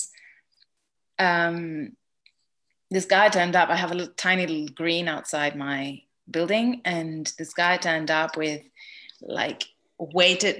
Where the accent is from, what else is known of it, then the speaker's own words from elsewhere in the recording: Greece; moved away; I grew up in Greece